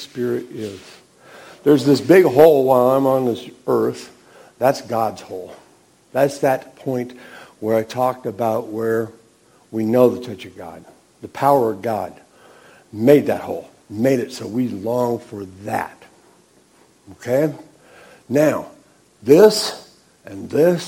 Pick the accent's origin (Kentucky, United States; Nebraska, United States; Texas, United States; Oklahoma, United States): Nebraska, United States; I was raised in Nebraska, we went to a Lutheran church when I was a kid